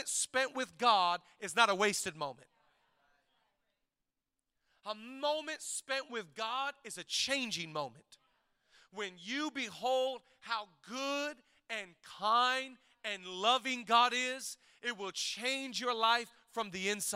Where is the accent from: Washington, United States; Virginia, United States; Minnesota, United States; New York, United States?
Washington, United States; Shelton; growing up in Shelton, Washington